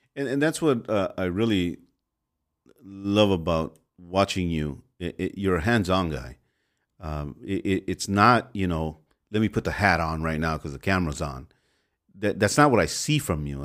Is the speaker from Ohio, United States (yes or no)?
no; Los Angeles, California, United States; I was raised in the MacArthur Park area and in South Central back and forth.